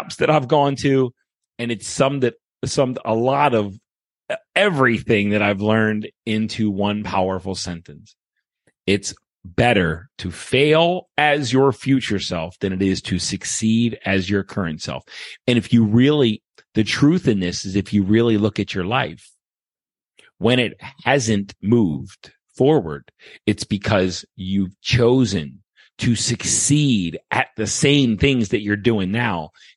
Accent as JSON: {"language": "English", "town": "Baltimore", "region": "Maryland", "country": "United States", "also_born_or_lived": "Okinawa, Japan", "moved": "yes", "lives_now": "St. Charles, Missouri, United States", "said": "I was from Baltimore"}